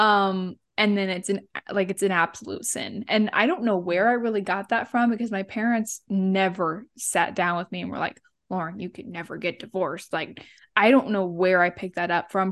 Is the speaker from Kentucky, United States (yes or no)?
no; Central California, United States; moved away as an adult; now in Ohio, United States; I grew up in Central California